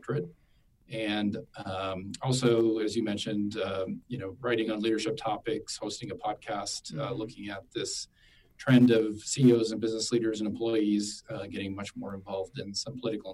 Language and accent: English; South Dakota, United States; moved away as an adult; also born or lived in Washington, D.C. / Dallas, Texas; my home state of South Dakota